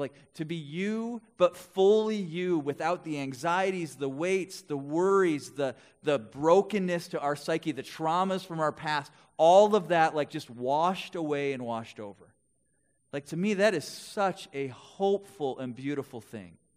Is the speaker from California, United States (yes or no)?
no; West Bend, Wisconsin, United States; now in Twin Cities, United States; I grew up in Wisconsin, in Milwaukee area, West Bend to be specific